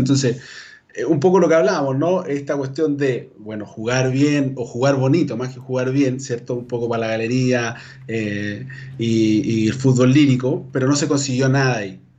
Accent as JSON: {"language": "Spanish", "town": "Calama", "region": "Antofagasta", "country": "Chile", "tie": "born or raised there", "moved": "yes", "lives_now": "Antofagasta, Chile", "said": "mi, vida la he hecho en Antofagasta, pero yo soy de Calama, ¿ah? nacido y criado en Calama"}